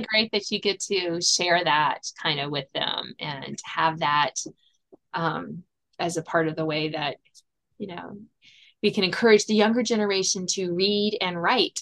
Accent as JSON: {"language": "English", "area": "south of Richmond", "region": "Virginia", "country": "United States", "tie": "born or raised there", "said": "I am a Virginia native, born and bred, grew up south of Richmond"}